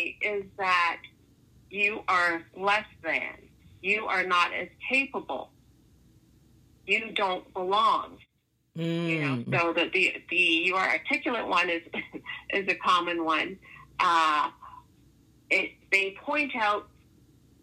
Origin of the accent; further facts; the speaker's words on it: Toronto, Ontario, Canada; what part of Toronto I'm from